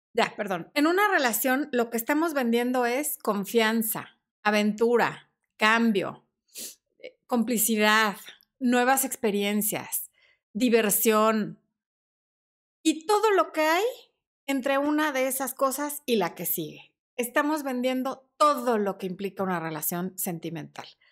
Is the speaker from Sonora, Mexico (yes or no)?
yes; Sonora, Mexico; now in Mexico City, Mexico; mi mamá también es sonorense